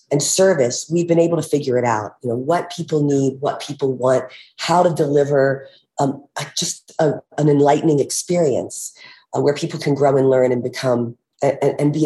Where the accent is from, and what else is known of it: United States; born or raised there; now in Aspen, United States